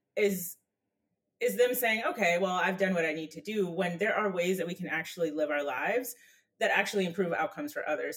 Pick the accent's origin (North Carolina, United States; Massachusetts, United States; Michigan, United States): North Carolina, United States; I'm from North Carolina